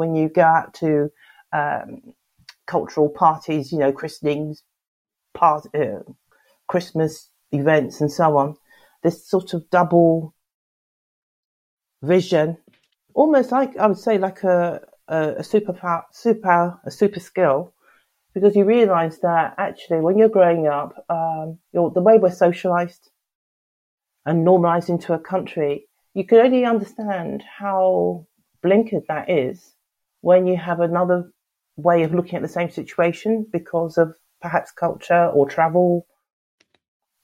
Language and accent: English; London, United Kingdom; I was brought up in North London